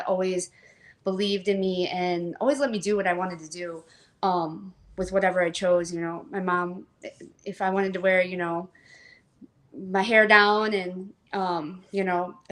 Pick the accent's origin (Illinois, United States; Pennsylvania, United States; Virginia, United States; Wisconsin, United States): Illinois, United States; McHenry; born and raised in a farm town, McHenry, Illinois.